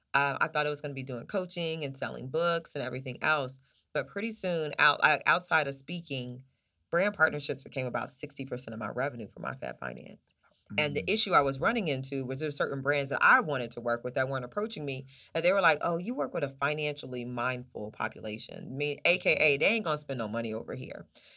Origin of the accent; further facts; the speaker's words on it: Oklahoma City, Oklahoma, United States; also born or lived in Charlotte, North Carolina; So I was raised between Oklahoma City, Oklahoma, and North Carolina, Charlotte, North Carolina.